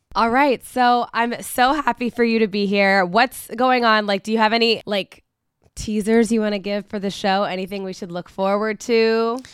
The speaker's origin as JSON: {"language": "English", "town": "Hamilton", "region": "Ohio", "country": "United States", "tie": "born or raised there", "said": "my hometown"}